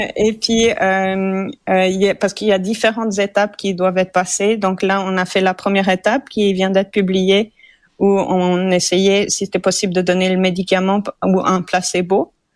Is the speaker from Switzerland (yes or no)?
yes; Switzerland; now in Montreal, Canada; je suis suisse d'origine